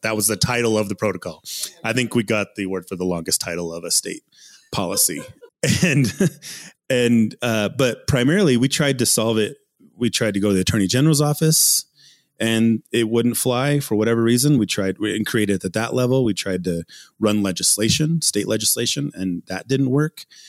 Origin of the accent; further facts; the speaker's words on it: Ute Mountain Ute Reservation, southwestern Colorado, United States; being born and raised in, in southwestern Colorado, McKelmel Canyon is where I grew up and on the Ute Mountain Ute Reservation.